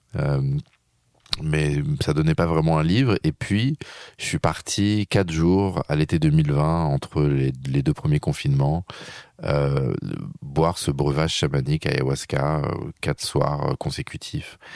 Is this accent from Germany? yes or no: no; France; je suis un Français